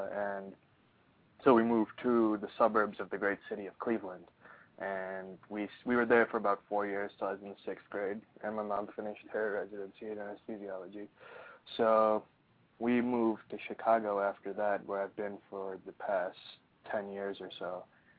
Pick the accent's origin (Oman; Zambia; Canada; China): Oman; also born or lived in Pakistan; So I was born in Pakistan. I was about 8 months old. My family moved to Oman, which is a really small Middle Eastern country.